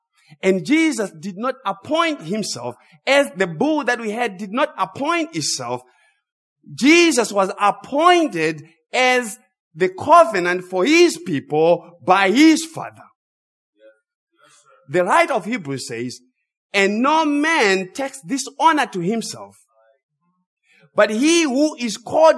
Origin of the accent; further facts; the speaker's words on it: Zimbabwe; I grew up in Zimbabwe. As I said earlier, I was raised by my grandparents.